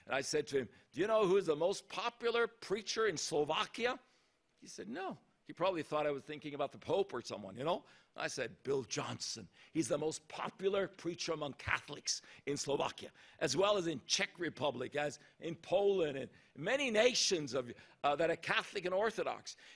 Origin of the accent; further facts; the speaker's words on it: Japan; born there; also born or lived in Thailand; ever since I was born in Japan to missionary parents from Norway. And I saw my mom and dad first in Japan and then in Thailand